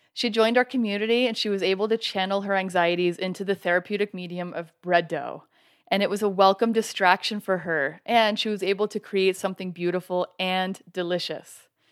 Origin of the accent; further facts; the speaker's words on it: Canada; now in Colorado, United States; I'm originally from Canada, and now I live in Colorado